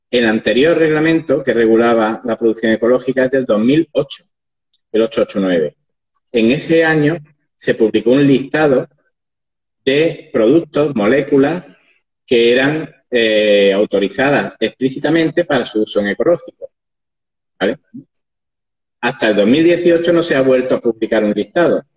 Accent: Andalusia, Spain; pues, por ejemplo, en Andalucía, sí, como al final soy andaluz y de aquí nacemos

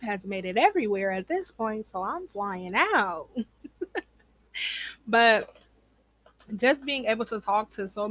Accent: Iowa, United States; I am from the Midwest. You know, Iowa in the building.

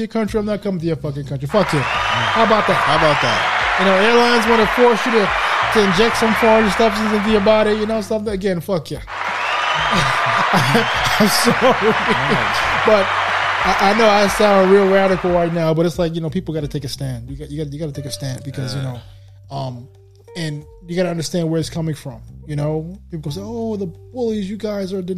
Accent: New York, United States; We're from New York

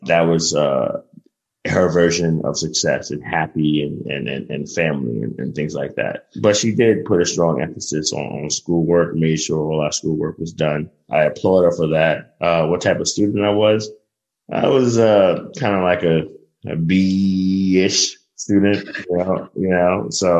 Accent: Brooklyn, New York, United States; the only people that made it out of Coney Island was probably like Stephon Marbury. you know, so it was a rough upbringing.

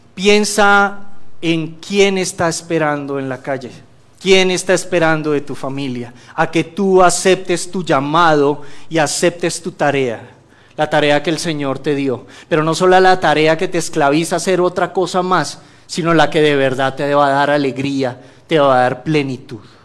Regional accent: Colombia; moved away; yo vengo de Colombia

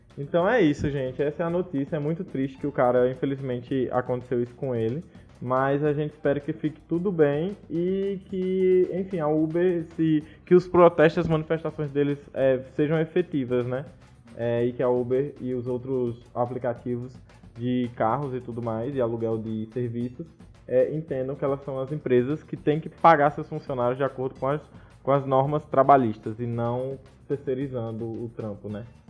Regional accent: Brazil; enquanto brasileiros

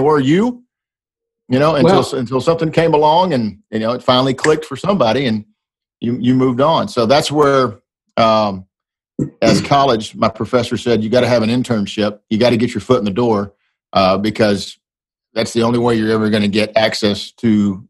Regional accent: Dallas-Fort Worth, Texas, United States; also born or lived in Waxahachie, Texas; my hometown Texas Rangers

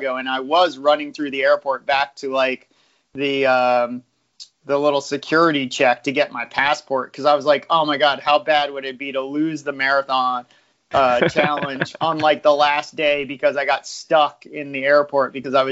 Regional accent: United States; as an American

